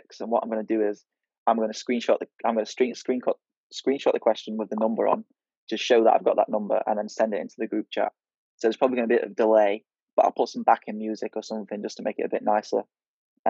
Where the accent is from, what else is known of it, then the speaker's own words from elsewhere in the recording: United Kingdom; I'm British